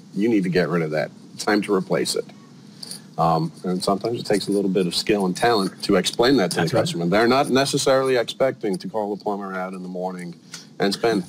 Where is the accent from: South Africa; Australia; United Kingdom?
United Kingdom; moved away as an adult; now in Sarasota, United States; originally I'm from the United Kingdom, been in the United States for about 22 years now.